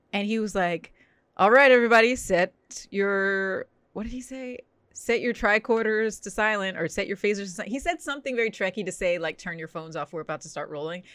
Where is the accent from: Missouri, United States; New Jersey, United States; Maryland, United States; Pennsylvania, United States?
New Jersey, United States; now in Los Angeles, United States; I grew up in New Jersey, but we would spend every summer in Florida